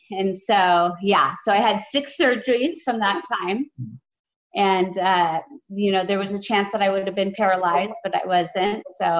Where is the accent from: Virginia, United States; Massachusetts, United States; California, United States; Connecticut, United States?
California, United States; San Jose; I grew up in San Jose.